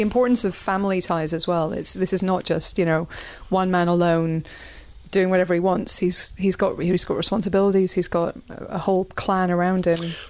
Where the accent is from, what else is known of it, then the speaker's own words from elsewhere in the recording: Northern Ireland, United Kingdom; me as a Northern Irish person